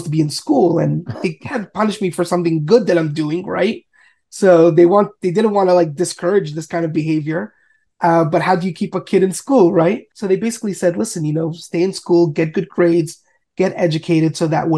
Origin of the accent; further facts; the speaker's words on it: Montreal, Quebec, Canada; I grew up in Montreal, Canada